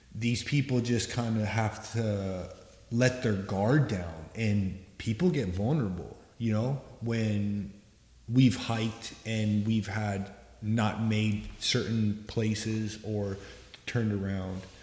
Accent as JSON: {"language": "English", "region": "Southwest", "country": "United States", "tie": "born or raised there", "said": "I grew up here. I grew up in the Southwest"}